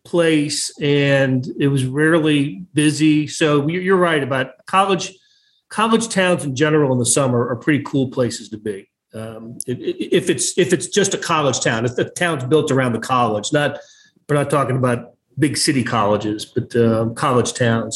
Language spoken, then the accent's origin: English; Raleigh, North Carolina, United States; I grew up in Raleigh, North Carolina